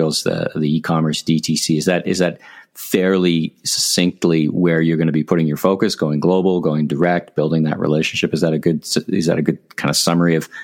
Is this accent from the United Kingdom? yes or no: no; Canada; I'm proud Canadian